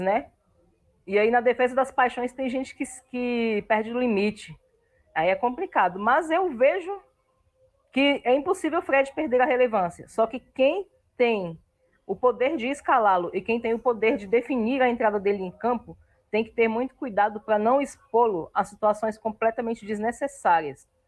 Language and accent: Portuguese; Brasília, Federal District, Brazil; Brasília, a cidade que eu amo, a cidade onde eu nasci, eu sou filha desse chão vermelho com muito orgulho